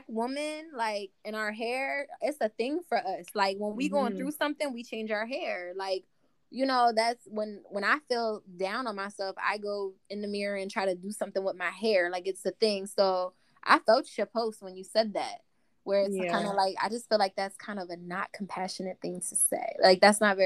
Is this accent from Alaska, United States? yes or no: no; Delaware, United States; also born or lived in Philadelphia, Pennsylvania; I'm from Delaware, and I spent all my teenage years in Philly partying.